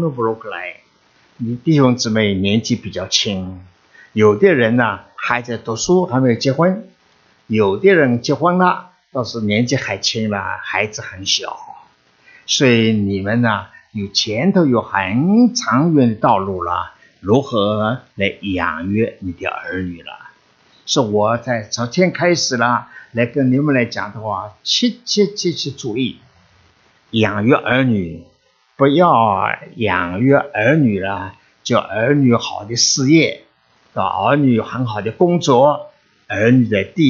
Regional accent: China; 我们中国人都很聪明，中国人事业上都有很大的成就了。

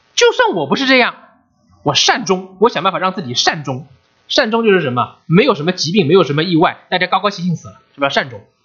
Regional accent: China; now in United States; 我们中国人

